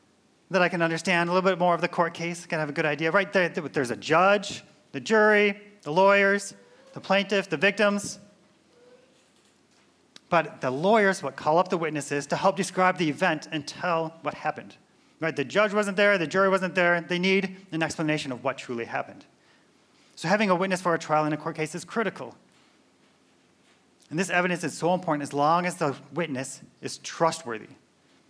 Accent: Minnesota, United States; moved away; I'm from Minnesota. So typically when the weather gets colder, my accent comes out a little bit more

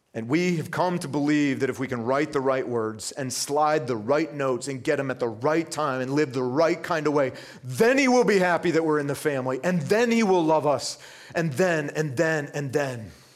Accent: Vermont, United States; I grew up in Vermont.

